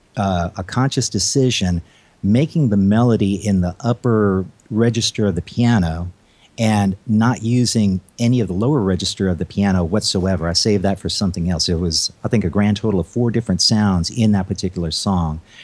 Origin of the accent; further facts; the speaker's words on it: Baton Rouge, Louisiana, United States; also born or lived in Houston, Texas; I was uh, born in Houston, but uh, we ended up moving to uh, Baton Rouge, Louisiana, and that's where I got my first taste of piano lessons from.